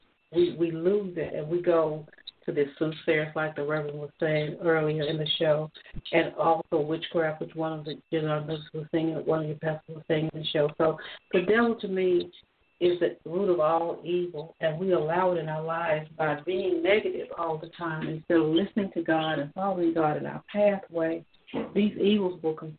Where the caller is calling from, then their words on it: Georgia, United States; I'm calling from Georgia